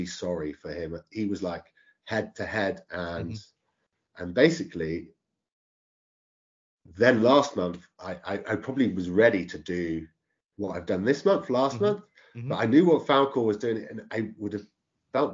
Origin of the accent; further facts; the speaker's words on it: Oxford, South East England, United Kingdom; also born or lived in Brill; I'm from Oxford, but when I actually started playing, I was in the villages 10-15 miles away